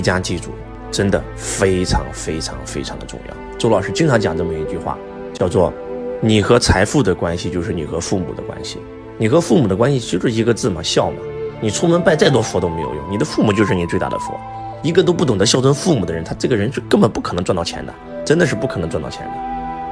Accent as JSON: {"language": "Chinese", "country": "China", "said": "我们中国人的信仰是敬天发主"}